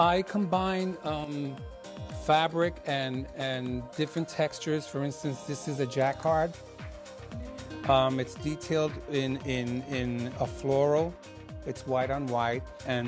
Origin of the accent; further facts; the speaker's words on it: Puerto Rico; now in Chicago, United States; I'm from Puerto Rico, that's a very big influence.